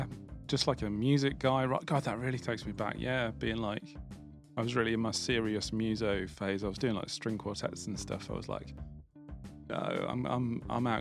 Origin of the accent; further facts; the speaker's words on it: Birmingham, West Midlands, United Kingdom; accent: Brummie; I'm from Birmingham. I'm proud of being from Birmingham, but I just get a bit self-conscious about the accent